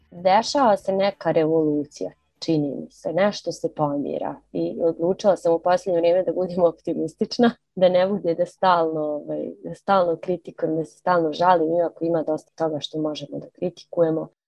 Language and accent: Croatian; Banja Luka, Republika Srpska, Bosnia & Herzegovina; also born or lived in Zagreb; Mene su definitivno odredili ti moji gradovi ne znam u kojoj mjeri Zagreb, pošto, pošto smo otišli kad sam bila mala, ali svakako Banja Luka.